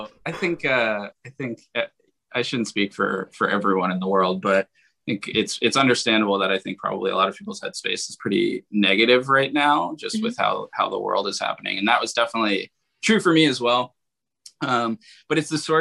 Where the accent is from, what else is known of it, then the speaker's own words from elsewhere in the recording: Philadelphia, Pennsylvania, United States; I'm from Philadelphia